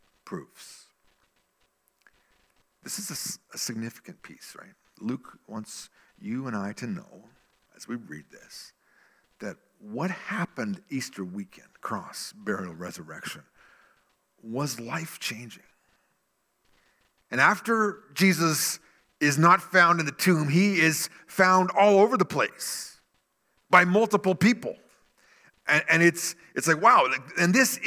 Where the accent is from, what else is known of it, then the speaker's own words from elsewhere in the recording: Salmon Arm, British Columbia, Canada; Salmon Arm, where my hometown